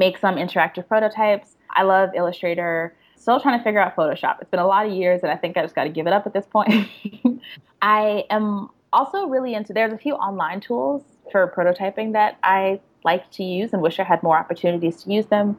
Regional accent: Prince George's County, Maryland, United States; also born or lived in New York City; now in Atlanta, United States; I grew up in Prince George's County, PG County

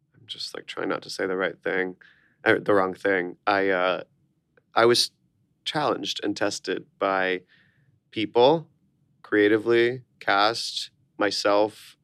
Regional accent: Orlando, Florida, United States; born or raised there; moved away as an adult

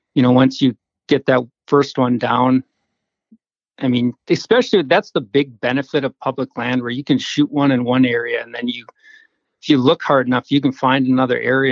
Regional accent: Madison, Wisconsin, United States; now in Upper Peninsula, Michigan, United States; I grew up in Madison, Wisconsin

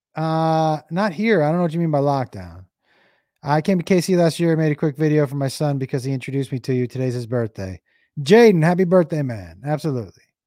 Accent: Amherst, United States; Growing up in in Amherst to me was like growing up in an in an '80s movie in in Goonies

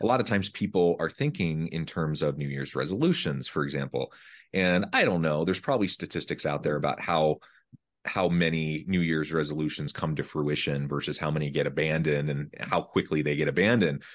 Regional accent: Hamilton, Missouri, United States; now in Utah, United States

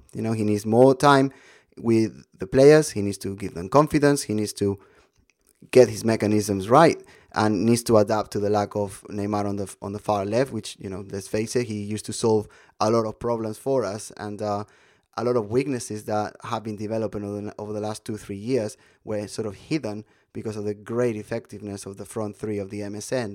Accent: Barcelona, Catalonia, Spain; I was born in Barcelona

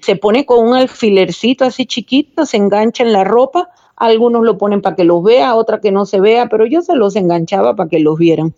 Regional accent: Havana, Cuba; moved away as an adult; also born or lived in Mexico; yo crecí en La Habana pero mataperría en el campo

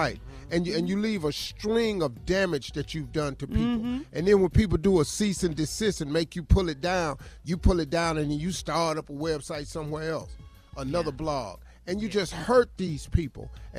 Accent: Cleveland, Ohio, United States; I feel sorry for them because, man, I'm from Cleveland.

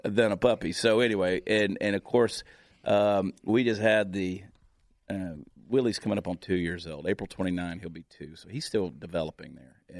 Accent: Georgia, United States; growing up in Georgia, uh, we grew up way down in the woods

